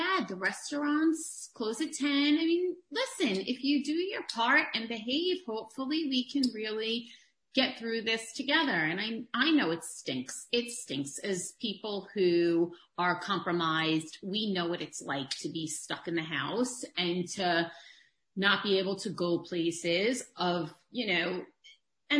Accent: New York City, New York, United States; accent: thick New York; now in Long Island, United States; I grew up in Queens

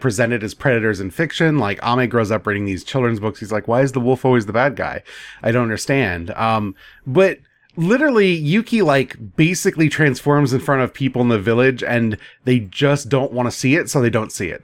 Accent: United States; as an American

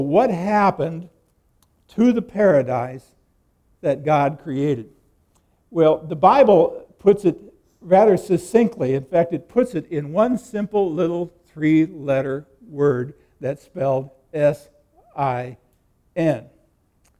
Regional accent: Nebraska, United States; I grew up in Nebraska

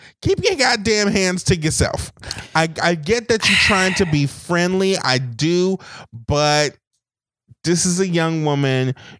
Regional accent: New Orleans, Louisiana, United States; because I grew up in New Orleans and I also grew up Catholic.

